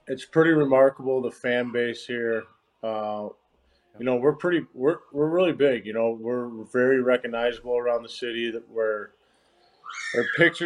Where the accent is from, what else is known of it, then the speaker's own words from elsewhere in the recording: St. Louis, Missouri, United States; now in Tampa, United States; I'm from St. Louis